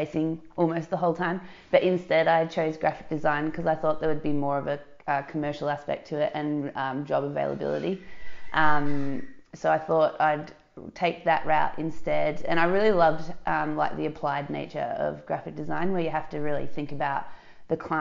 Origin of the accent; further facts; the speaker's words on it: Dandenong Ranges, Victoria, Australia; also born or lived in Melbourne, Australia; now in Surf Coast, Australia; I grew up in the Dandenong Ranges